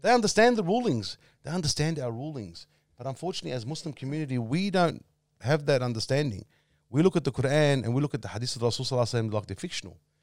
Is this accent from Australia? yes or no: yes; Australia; I was brought up in Camberfield